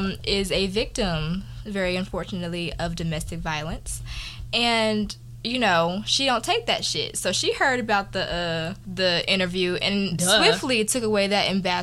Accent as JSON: {"language": "English", "region": "Texas", "country": "United States", "moved": "yes", "said": "I'm from Texas, y'all."}